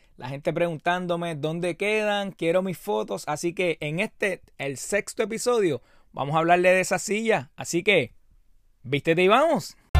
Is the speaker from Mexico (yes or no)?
no; Puerto Rico; soy boricua